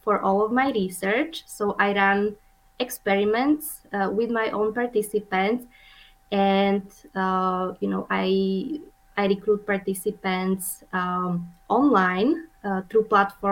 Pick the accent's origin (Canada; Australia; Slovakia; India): Slovakia; moved away as an adult; also born or lived in Vienna, Austria / Orlando, Florida, United States / Montpellier, France; now in Omaha, United States; I'm originally from Slovakia, which is a tiny country in the middle of Europe